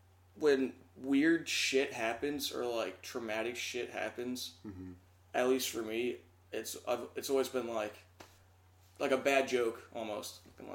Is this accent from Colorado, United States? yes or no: no; Roslyn, Pennsylvania, United States; also born or lived in Athens, Georgia / California; I moved when I was super young. I was like two or three when I moved to Pennsylvania, to right outside of Philly.